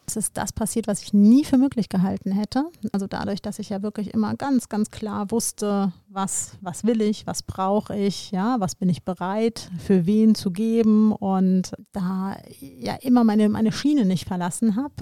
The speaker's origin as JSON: {"language": "German", "town": "Koblenz", "region": "Rhineland-Palatinate", "country": "Germany", "tie": "born or raised there", "said": "meiner Heimatstadt Koblenz"}